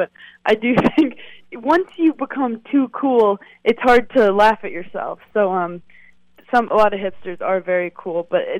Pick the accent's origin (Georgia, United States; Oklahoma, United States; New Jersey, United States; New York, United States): New York, United States; New York City; I'm actually from Brooklyn originally